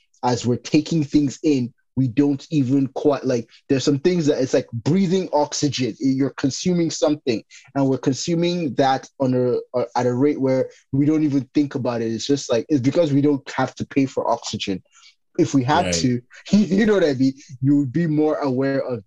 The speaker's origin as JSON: {"language": "English", "country": "Nigeria", "tie": "born or raised there", "said": "growing up in Nigeria"}